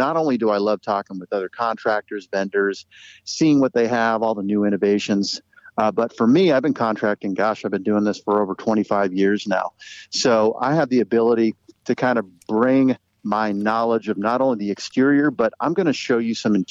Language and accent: English; Orange County, California, United States; moved away as an adult; now in Kansas City, United States; Southern California, born and raised in Orange County, California